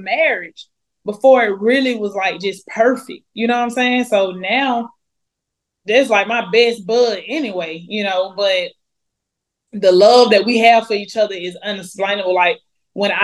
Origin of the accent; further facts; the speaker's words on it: Atlanta, Georgia, United States; I grew up in Atlanta, Georgia